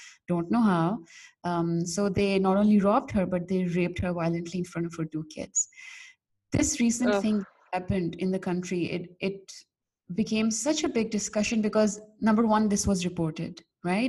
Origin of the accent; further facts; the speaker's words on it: Pakistan; I'm from Pakistan